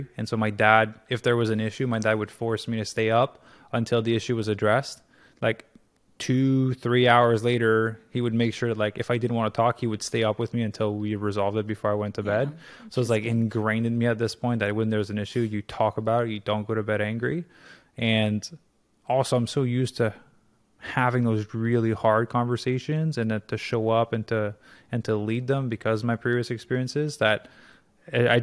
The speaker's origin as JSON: {"language": "English", "country": "Canada", "also_born_or_lived": "Tulum, Mexico / Los Angeles, United States", "moved": "as an adult", "said": "I'm obviously Canadian"}